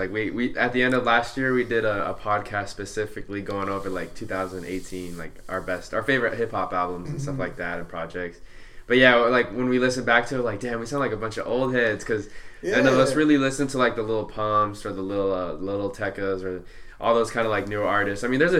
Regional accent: Santa Ana, California, United States; I was born in Santa Ana.

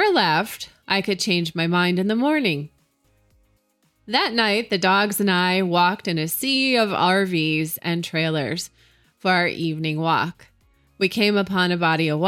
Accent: Utah, United States; from my home state here in Utah

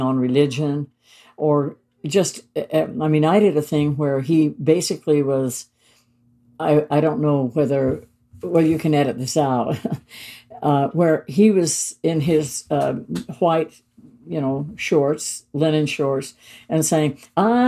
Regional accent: Utah, United States; moved away; I was born and raised in Utah, right, on the southern, by Arizona, for the north rim of the Grand Canyon

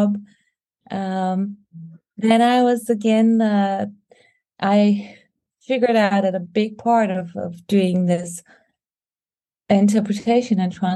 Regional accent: Sofia, Sofia City, Bulgaria; I was born in Sofia, Bulgaria

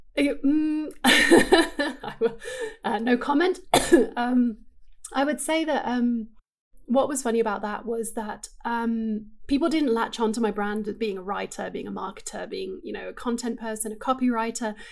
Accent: England, United Kingdom; moved away as an adult; I grew up in England and I lived there until I was twenty-two.

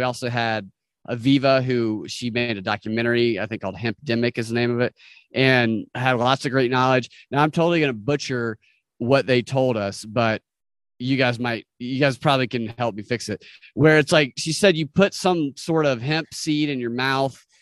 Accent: Snellville, Georgia, United States; I was born in Snellville, Georgia, where everybody is somebody used to be our slogan

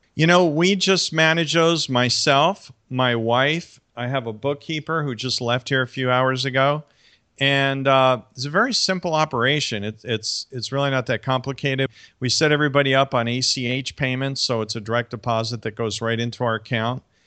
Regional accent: New York City, New York, United States; moved away; my hometown area of, like, New York City

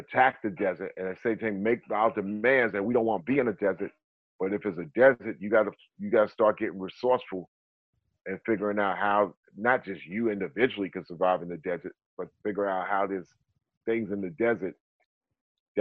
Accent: North Carolina, United States; I'm from North Carolina, but you know, I got my people like, you know, in Mali

